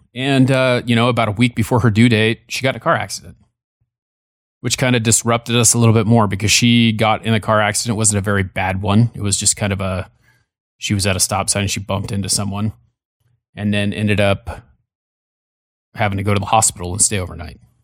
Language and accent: English; California, United States; when I was born in California, we lived down the street from them, from my grandparents